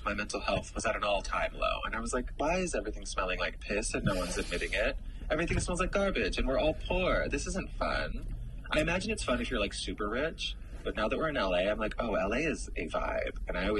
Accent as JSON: {"language": "English", "region": "Massachusetts", "country": "United States", "tie": "born there", "also_born_or_lived": "Pennsylvania", "said": "I grew up all over the East Coast. We were super poor, my mom and I. So I was born in Massachusetts, and then I lived in like 10 different states growing up. But then I went to high school in Pennsylvania and college in Pittsburgh."}